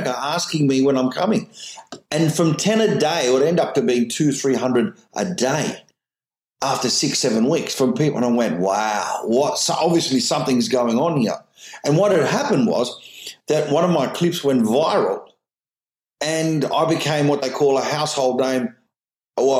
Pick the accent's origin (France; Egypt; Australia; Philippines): Australia; I'm just an Australian comedian who's successful around the world